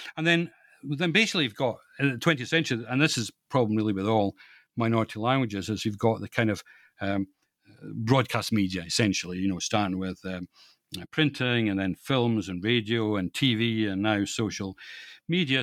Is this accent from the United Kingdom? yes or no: yes; Scotland, United Kingdom; moved away as an adult; also born or lived in East Lothian / Fife / Perthshire; now in London, United Kingdom; I'm Scottish, I was, uh, born and educated, uh, in Scotland